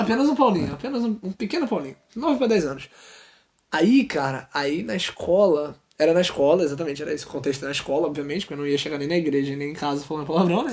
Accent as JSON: {"language": "Portuguese", "region": "Rio de Janeiro", "country": "Brazil", "said": "eu sou carioca"}